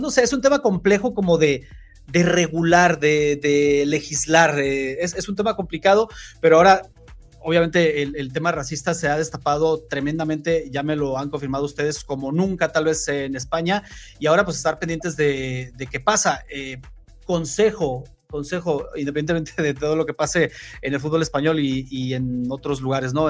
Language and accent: Spanish; Mexico; yo como mexicano